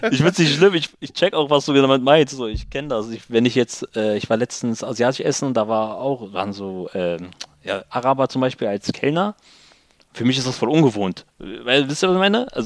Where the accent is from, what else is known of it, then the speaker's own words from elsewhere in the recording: Lower Saxony, Germany; ich würde mehr sagen Deutsch, äh, weil ich im östlichen Ringgebiet eigentlich nur unter Deutschen groß geworden bin.